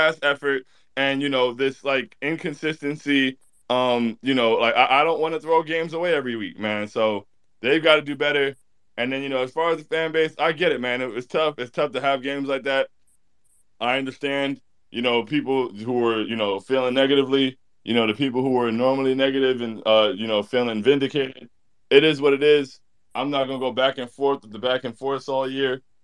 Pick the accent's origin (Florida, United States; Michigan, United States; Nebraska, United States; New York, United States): Florida, United States; South; I spent a lot of my life growing up in South Florida